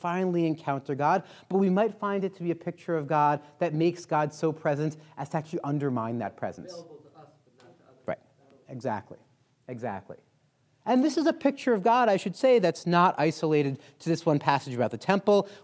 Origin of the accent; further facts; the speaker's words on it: New York, United States; now in Colorado, United States; I'm a New Yorker originally